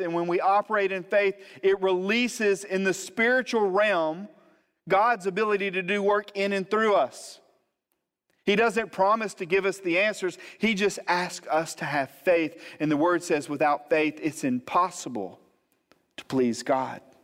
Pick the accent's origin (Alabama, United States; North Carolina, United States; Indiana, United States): Alabama, United States; Montgomery; moved away as an adult; now in Gulf Breeze, United States; I was born and raised in Montgomery, Alabama, but we moved here almost eight years ago